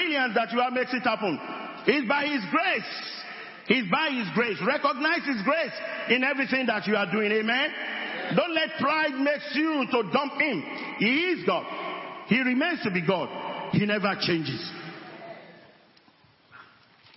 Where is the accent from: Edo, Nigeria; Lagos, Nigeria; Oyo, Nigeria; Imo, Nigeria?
Oyo, Nigeria; area near Fiditi; I'm not from Fiditi, but I came from that area.